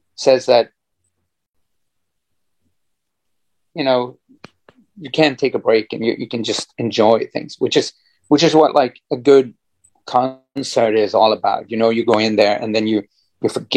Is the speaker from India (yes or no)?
no; Norway; growing up in Norway